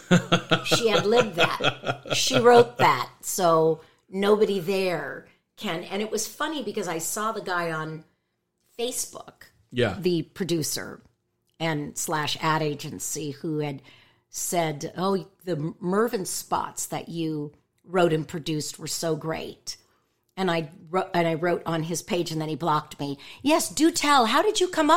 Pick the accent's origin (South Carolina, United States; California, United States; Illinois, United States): California, United States; San Jose; born or raised there; moved away